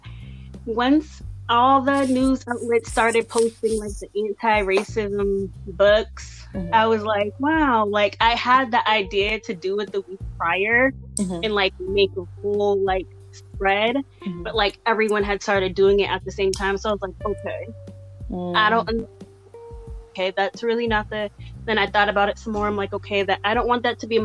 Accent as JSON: {"language": "English", "town": "Boston", "region": "Massachusetts", "country": "United States", "tie": "born or raised there", "also_born_or_lived": "Randolph, Massachusetts", "said": "I was born and raised in Boston. All my life, I've lived from Roxbury to Dorchester to Mattapan."}